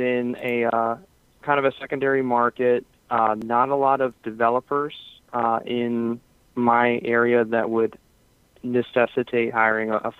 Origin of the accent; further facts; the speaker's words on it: Pennsylvania, United States; So I'm from Pennsylvania. I live near the Philadelphia area, just outside the city.